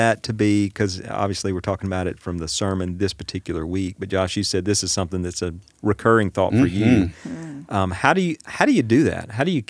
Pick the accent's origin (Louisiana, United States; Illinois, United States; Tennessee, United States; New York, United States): Louisiana, United States; Washington Parish; That's because I'm from Washington Parish.